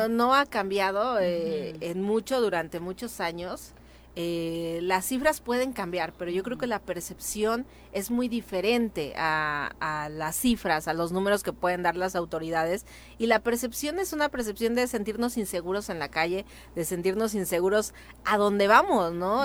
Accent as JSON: {"language": "Spanish", "town": "Cuernavaca", "region": "Morelos", "country": "Mexico", "said": "yo soy de Lomas de Cortés, ahí en eh, Nueva Inglaterra"}